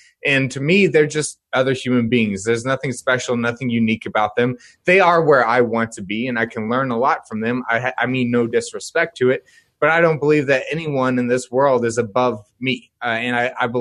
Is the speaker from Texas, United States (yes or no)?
yes; Dallas-Fort Worth area, Texas, United States; I was born and raised in the Dallas-Fort Worth area of Texas